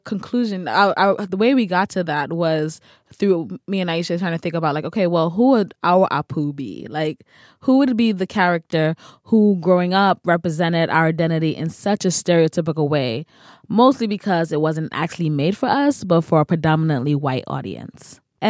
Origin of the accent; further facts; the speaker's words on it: New York City, New York, United States; Oh, I grew up in the Bronx.